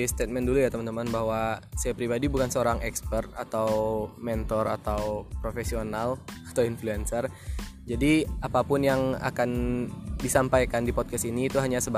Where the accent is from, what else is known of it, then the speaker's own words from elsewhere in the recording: Lubuk Basung, West Sumatra, Indonesia; also born or lived in Padang Panjang; Jadi saya lahir di daerah di Sumatera Barat yang namanya daerah Lubuk Basung di Kabupaten Agam. Jadi dari kecil sampai SMP di Lubuk Basung